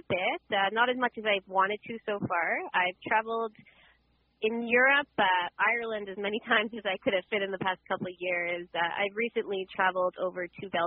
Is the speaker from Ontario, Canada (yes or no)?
no; Montreal, Quebec, Canada; I was born and raised in Montreal, Quebec, Canada